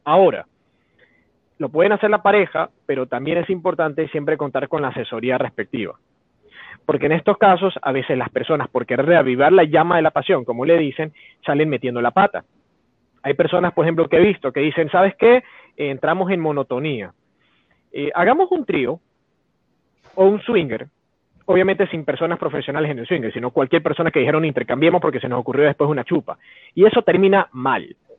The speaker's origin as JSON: {"language": "Spanish", "country": "Ecuador", "said": "Somos de memoria tan frágil los ecuatorianos"}